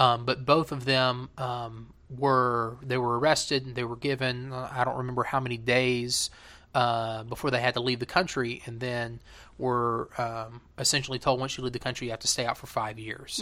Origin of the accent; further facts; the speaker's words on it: United States; moved away as an adult; also born or lived in China; I am American